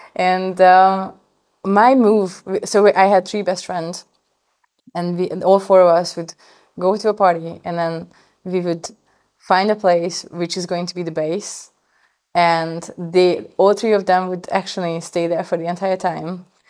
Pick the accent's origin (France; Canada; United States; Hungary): Hungary; moved away; I'm coming from Hungary